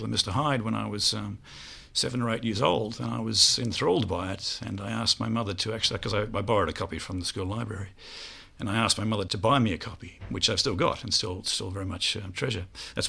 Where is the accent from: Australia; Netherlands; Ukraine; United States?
Australia; moved away as an adult; also born or lived in Melbourne; now in Edinburgh, United Kingdom; I'm from Australia, and I now live in Edinburgh.